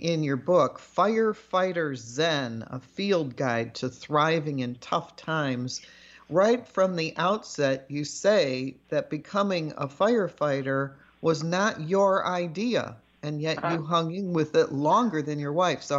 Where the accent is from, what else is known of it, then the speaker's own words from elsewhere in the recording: Chicago, Illinois, United States; I'm from Chicago, and right. So I'm familiar with the big red trucks in Chicago.